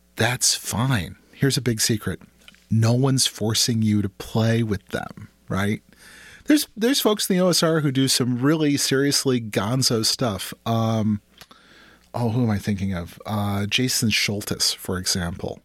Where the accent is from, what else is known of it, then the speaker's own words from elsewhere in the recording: Minneapolis, Minnesota, United States; I grew up in the Twin Cities